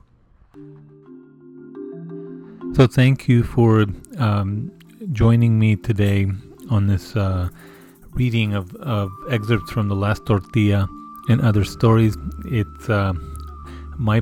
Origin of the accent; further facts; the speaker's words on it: Isleta, New Mexico, United States; the neighborhood that I grew up in Isleta